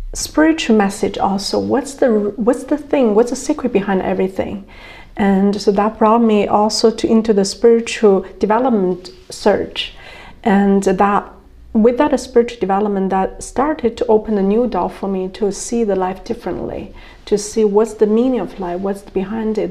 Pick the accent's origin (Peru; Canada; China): China; moved away; also born or lived in Germany / United States; I was born in China